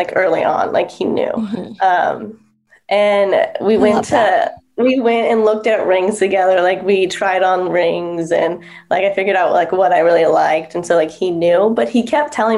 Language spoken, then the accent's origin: English; California, United States; we were born and raised in California